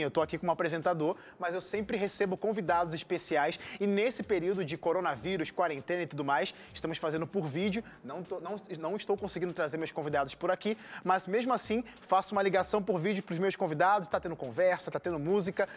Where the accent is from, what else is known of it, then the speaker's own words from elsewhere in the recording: Rio de Janeiro, Brazil; accent: chiado; o meu chiado às vezes entrega aqui, a galera já sabe que eu sou carioca